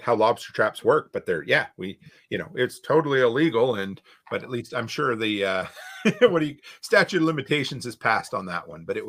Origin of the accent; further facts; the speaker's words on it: East Coast, United States; You know, so for me, I growing up on the East Coast, you know, I grew up near the ocean.